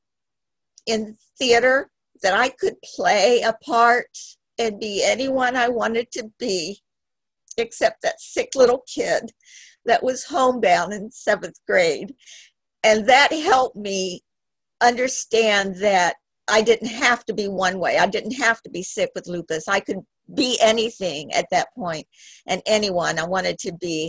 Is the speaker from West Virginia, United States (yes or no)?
no; Miami, Florida, United States; I was born in Miami. At the age of 5, I remember looking out the window for my daddy to come home all the time. We were in a little home in Miami